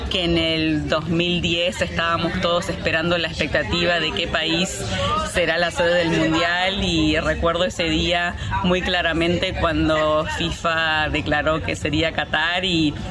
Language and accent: Spanish; Montevideo, Uruguay; Soy de Montevideo.